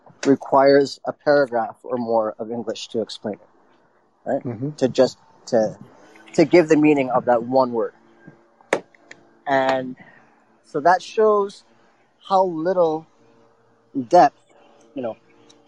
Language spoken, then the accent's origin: English; Ontario, Canada; I was born here. I was born in Canada.